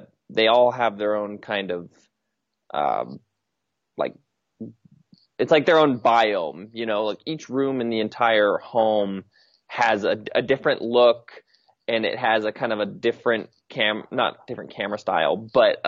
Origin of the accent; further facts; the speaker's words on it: Wyoming, United States; moved away as an adult; also born or lived in London; I knew I was going to come back here to Wyoming